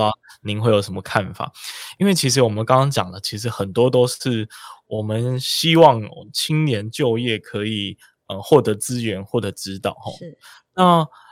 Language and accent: Chinese; Kaohsiung, Taiwan; 其实台中呢，不是我的家乡啊，但是呢，呃，我的家乡其实是在高雄啦